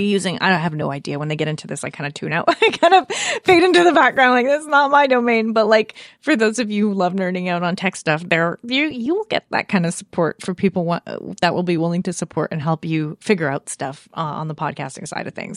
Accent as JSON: {"language": "English", "country": "Canada", "said": "I feel a little underrepresented as a Canadian"}